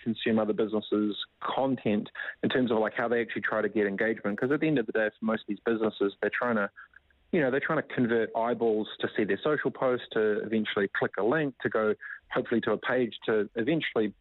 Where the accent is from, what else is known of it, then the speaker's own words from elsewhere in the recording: New Zealand; moved away as an adult; also born or lived in Whanganui / Gisborne; now in San Francisco, United States; I grew up in Whanganui, Whangatipo, East Coast Gisborne